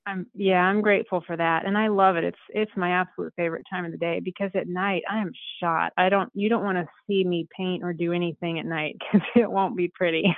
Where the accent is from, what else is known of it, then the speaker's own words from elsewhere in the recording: Southern Colorado, United States; I was born and raised in Southern Colorado and very much in ranching community and lifestyle